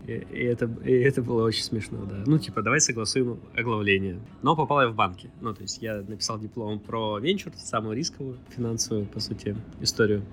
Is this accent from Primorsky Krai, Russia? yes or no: yes; Vladivostok, Primorsky Krai, Russia; Я из Владивостока